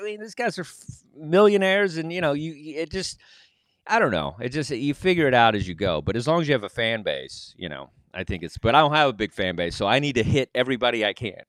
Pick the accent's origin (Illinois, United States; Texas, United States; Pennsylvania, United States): Texas, United States; moved away; also born or lived in New York; I'm just this dork from Texas